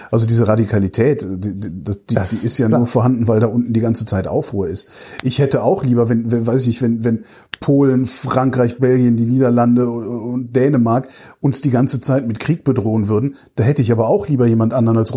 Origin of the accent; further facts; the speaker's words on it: Palestine; das ist nicht meine Schuld als Palästinenser. Also ich bin Palästinenser, es ist nicht meine